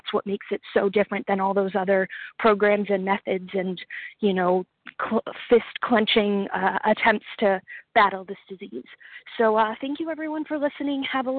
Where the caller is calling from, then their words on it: Rhode Island, United States; I am calling from Rhode Island.